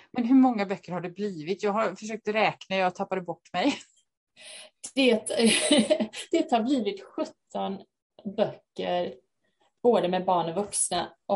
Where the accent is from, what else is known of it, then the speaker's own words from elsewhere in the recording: Haverdal, Halland County, Sweden; jag är författare från Haverdal utanför Halmstad